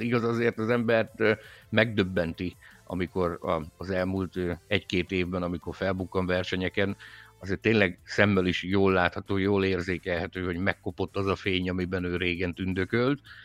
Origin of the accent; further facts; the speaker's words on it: Szabolcs-Szatmár-Bereg, Hungary; mind a kettő Szabolcsból származunk